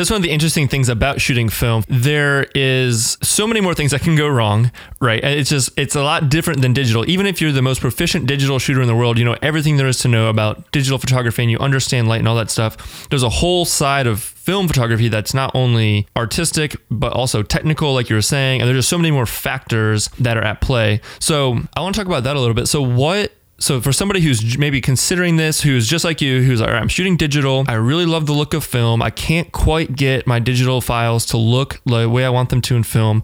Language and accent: English; Northern Virginia, United States; now in Richmond, United States; I grew up in the Northern Virginia area, right outside of DC